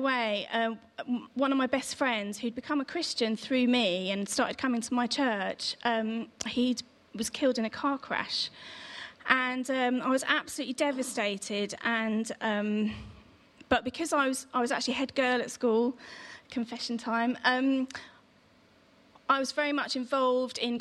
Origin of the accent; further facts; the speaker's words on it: Aldershot, South East England, United Kingdom; I was born in Aldershot in Hampshire and went to a local Anglican church called Ascension.